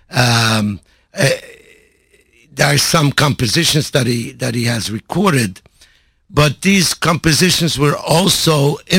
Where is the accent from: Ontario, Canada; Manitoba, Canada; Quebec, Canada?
Quebec, Canada; Montreal; I grew up in Montreal.